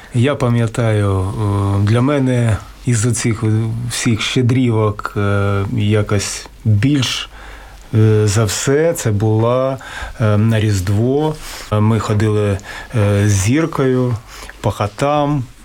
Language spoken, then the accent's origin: Ukrainian; Kharkiv, Kharkiv Oblast, Ukraine; я родом з Харкова